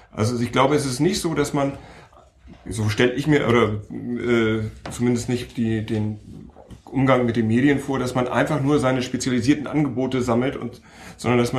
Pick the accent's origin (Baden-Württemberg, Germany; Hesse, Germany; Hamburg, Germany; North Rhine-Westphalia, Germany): Hamburg, Germany; Ich komme aus Hamburg, ähm, arbeite in Berlin